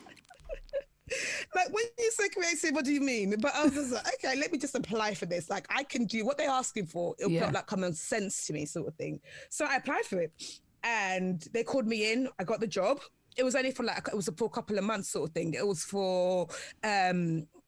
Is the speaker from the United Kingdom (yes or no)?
yes; London, United Kingdom; I'm from London.